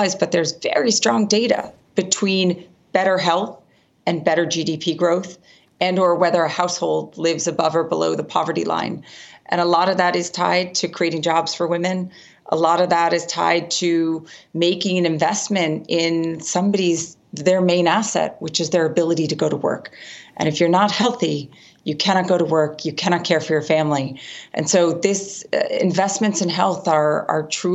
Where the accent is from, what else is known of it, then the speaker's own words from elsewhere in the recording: United States; my home country of the United States